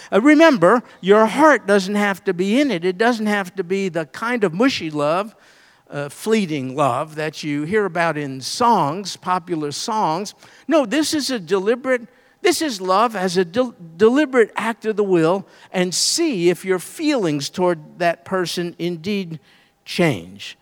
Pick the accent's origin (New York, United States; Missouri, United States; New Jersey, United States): New York, United States; I'm from New York where we have electricity